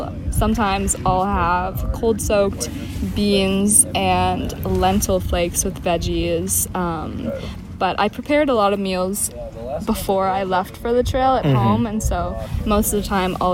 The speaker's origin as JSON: {"language": "English", "town": "Seattle", "region": "Washington", "country": "United States", "said": "I'm from Seattle, Washington"}